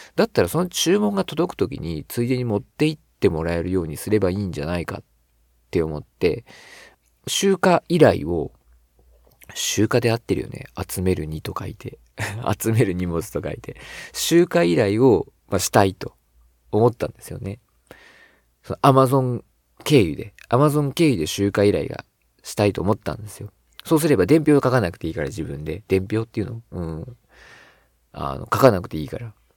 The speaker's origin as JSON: {"language": "Japanese", "region": "Shizuoka", "country": "Japan", "tie": "born or raised there", "said": "僕は静岡出身"}